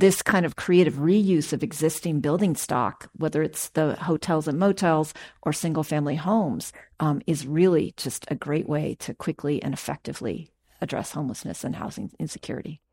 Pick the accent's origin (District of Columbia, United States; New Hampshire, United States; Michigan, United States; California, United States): California, United States; Oakland; I'm born and raised in Oakland. I graduated from Skyline High School